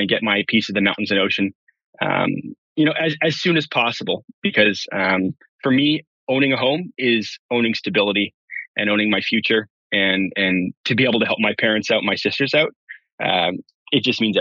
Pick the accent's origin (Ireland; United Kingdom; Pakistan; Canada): Canada; Burnaby, British Columbia; also born or lived in Winnipeg, Manitoba; now in Port Coquitlam, Canada; I was born and raised in Winnipeg, but then I spent much of my childhood in Burnaby, BC.